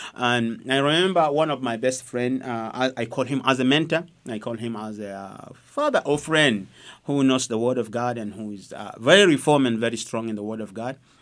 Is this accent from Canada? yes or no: no; South Sudan; also born or lived in Egypt; now in Uganda; from South Sudan